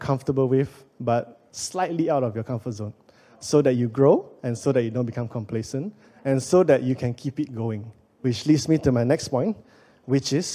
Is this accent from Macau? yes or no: no; Penang, Malaysia; moved away as an adult; also born or lived in Kuala Lumpur, Malaysia; I'm originally from Penang, but I got a job in KL